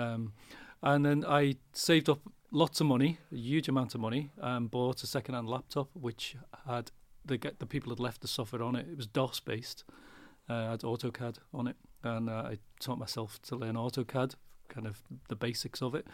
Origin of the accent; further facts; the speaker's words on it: Liverpool, North West England, United Kingdom; I'm from Liverpool